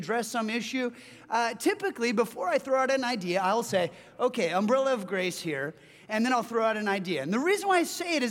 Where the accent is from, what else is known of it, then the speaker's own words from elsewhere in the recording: Southern California, United States; now in Seattle, United States; I hail from Southern California